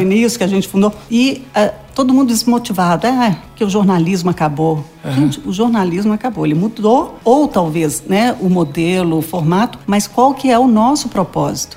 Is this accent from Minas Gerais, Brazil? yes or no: yes; Minas Gerais, Brazil; moved away; also born or lived in Salvador, Bahia; eu sou mineira